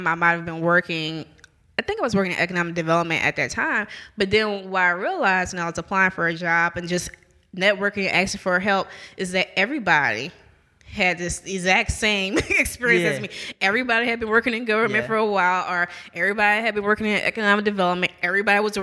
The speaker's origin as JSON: {"language": "English", "town": "New Orleans", "region": "Louisiana", "country": "United States", "moved": "yes", "said": "I'm originally from New Orleans"}